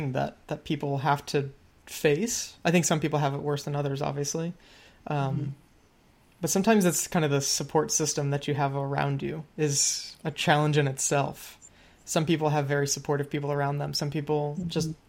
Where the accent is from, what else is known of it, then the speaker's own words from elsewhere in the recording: Midwest, United States; we're from the Midwest, different sides of the Midwest